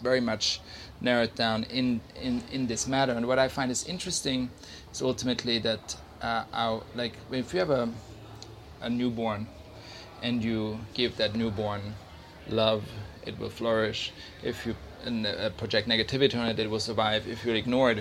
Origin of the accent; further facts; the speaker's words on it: Switzerland; I grew up in Switzerland in the mountains